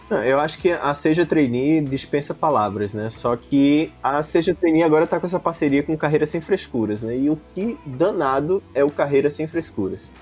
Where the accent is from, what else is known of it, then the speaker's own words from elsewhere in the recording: Recife, Pernambuco, Brazil; eu sou de Recife